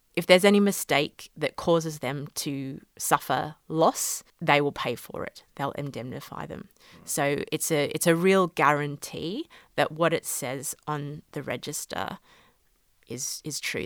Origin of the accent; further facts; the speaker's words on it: Australia; moved away as an adult; now in London, United Kingdom; I'm Australian originally